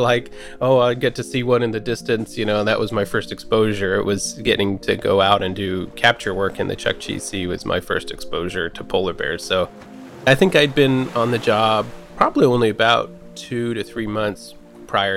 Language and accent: English; California, United States; now in Anchorage, United States; I grew up in California